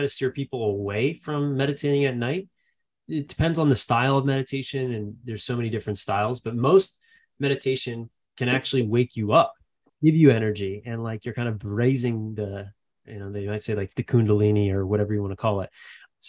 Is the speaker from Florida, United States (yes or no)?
no; Philadelphia, Pennsylvania, United States; I grew up in Philadelphia, in the suburbs of Philadelphia